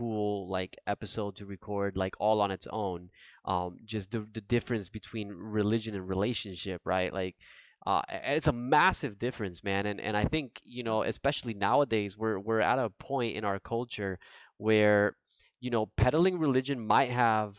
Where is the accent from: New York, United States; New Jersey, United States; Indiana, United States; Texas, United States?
New Jersey, United States; my family's from Puerto Rico, but like I was born and raised in New Jersey